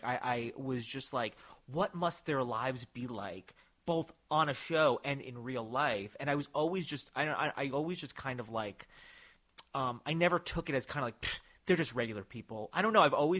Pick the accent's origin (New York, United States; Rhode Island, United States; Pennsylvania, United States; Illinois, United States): New York, United States; also born or lived in New Jersey; Because, all right, I grew up in New York, and I was, you know, born in New Jersey, and I've always lived about an hour outside of the city.